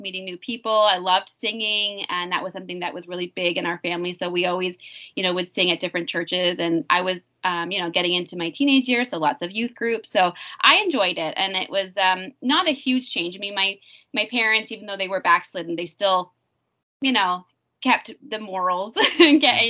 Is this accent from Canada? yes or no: yes; Bobcaygeon, Ontario, Canada; moved away as an adult; also born or lived in Haiti; I grew up in small town, Bob Cajun, Ontario